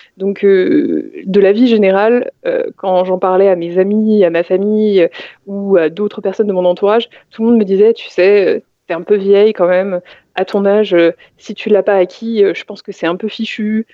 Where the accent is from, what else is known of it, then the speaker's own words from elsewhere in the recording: Val-de-Marne, Île-de-France, France; J'ai grandi, bah, j'ai continué, euh, j'ai fait presque toute ma vie dans le Val-de-Marne